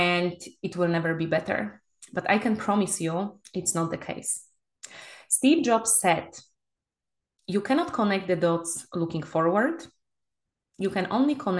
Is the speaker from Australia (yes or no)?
no; Poland; moved away as an adult; now in Spain; my home country, Poland